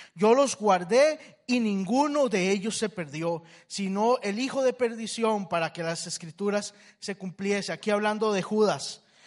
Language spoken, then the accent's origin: Spanish; Costa Rica; somos los, los ticos